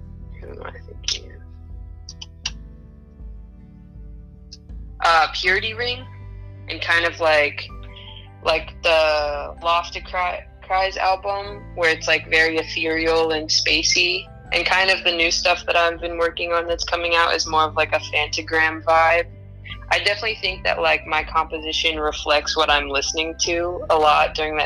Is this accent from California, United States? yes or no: yes; Oakland, California, United States; I'm from Oakland, California